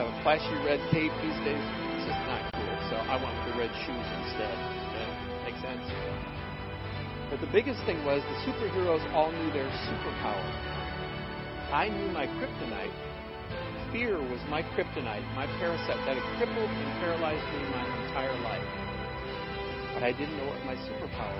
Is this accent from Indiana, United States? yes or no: yes; Michigan City, Indiana, United States; I grew up in Michigan City, up in LaPorte County.